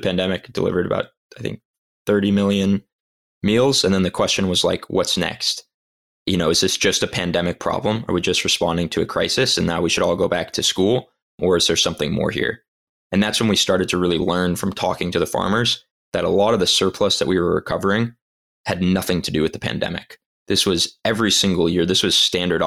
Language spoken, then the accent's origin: English; Los Angeles, California, United States; I'm from Los Angeles